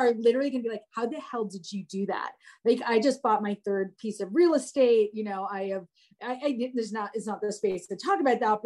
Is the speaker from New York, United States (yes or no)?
no; New Jersey, United States; moved away; also born or lived in Atlanta; I'm from New Jersey